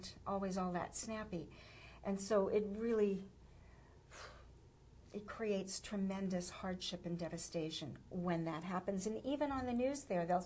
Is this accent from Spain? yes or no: no; Rio de Janeiro, Brazil; moved away; I was born in Rio, Botafogo